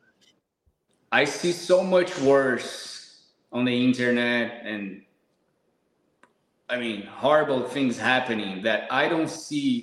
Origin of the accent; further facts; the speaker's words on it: São Paulo, Brazil; English is a second language; moved away as an adult; now in Portugal; I'm from Brazil, São Paulo, big city.